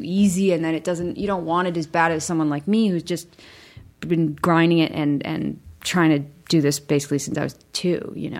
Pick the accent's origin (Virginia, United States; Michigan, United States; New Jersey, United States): Michigan, United States; I was from Michigan and just felt so lucky to be there.